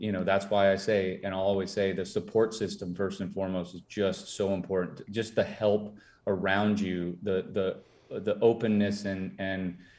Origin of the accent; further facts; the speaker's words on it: Minnesota, United States; I'm from Minnesota. I'm Minnesota nice